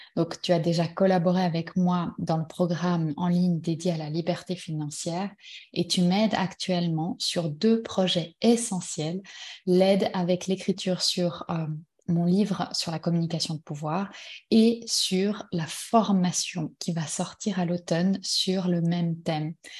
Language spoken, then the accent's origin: French; Switzerland; on est suisse